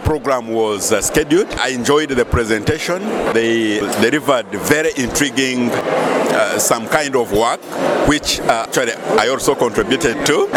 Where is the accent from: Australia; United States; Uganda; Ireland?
Uganda; from Uganda